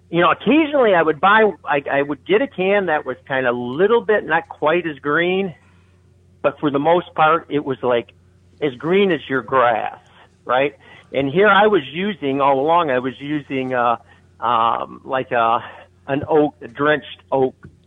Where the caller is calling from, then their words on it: Wyandotte, Michigan, United States; I'm the guy from Wyandotte.